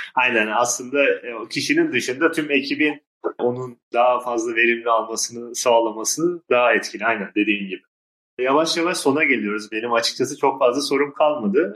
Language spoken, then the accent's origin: Turkish; Turkey; Akdeniz insanı olarak Türkler bunu iyi yapıyor yani. Biz işte bayağı insan ağırlamayı severiz